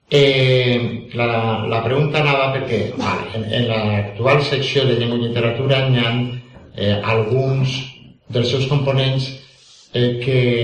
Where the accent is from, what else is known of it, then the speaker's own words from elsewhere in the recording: Valencian Community, Spain; accent: Valencian; first language Valencian; la meva llengua valenciana